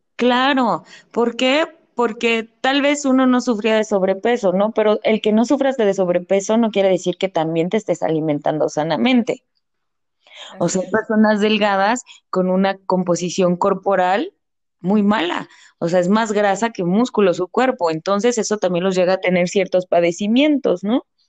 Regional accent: Mexico; es algo que también como mexicanos tenemos de la comida

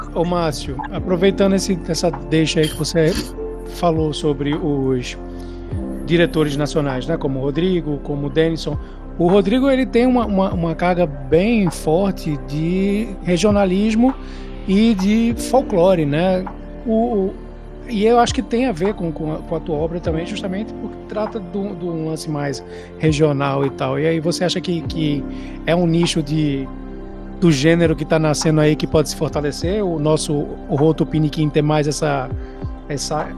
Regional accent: São Paulo, Brazil; now in Recife, Brazil; apesar de eu ter virado recifense, eu não sou recifense, eu sou de São Paulo

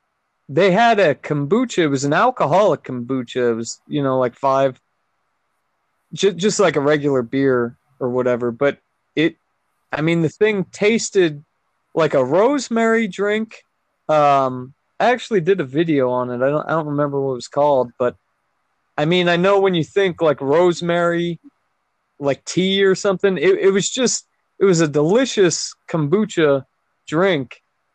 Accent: California, United States; also born or lived in Florida; now in Utah, United States; I'm from California, and then I lived in Florida, and now I'm here.

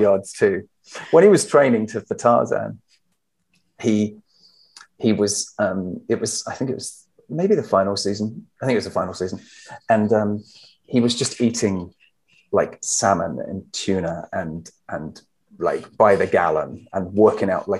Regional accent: Herongate, East of England, United Kingdom; moved away as an adult; also born or lived in London / United States; I grew up in Herongate, which is quite near Brentwood

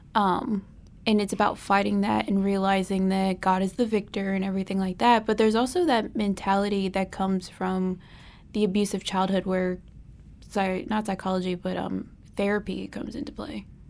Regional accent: Charlotte, North Carolina, United States; my hometown is Charlotte, North Carolina.

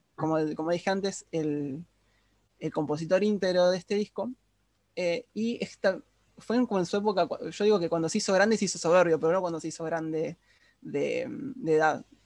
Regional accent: Argentina; todos los argentinos que no somos porteños

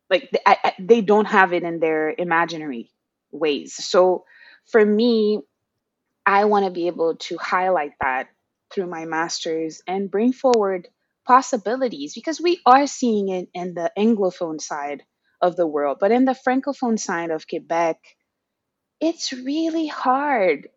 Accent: Haiti; moved away as an adult; now in Montreal, Canada; I was born and raised in Haiti, as you mentioned, and I emigrated to Turtle Island, we regularly called Canada

